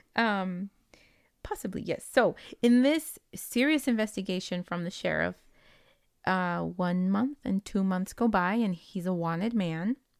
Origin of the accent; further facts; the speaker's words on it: West Coast, United States; English is a second language; We are from the West Coastians